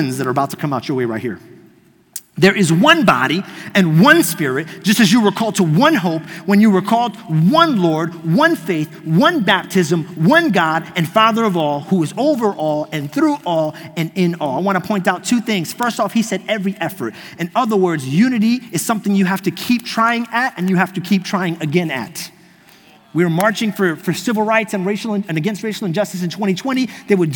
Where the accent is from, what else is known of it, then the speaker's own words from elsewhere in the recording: New York, United States; accent: New York; moved away as an adult; now in Florida, United States; I grew up in New York my whole life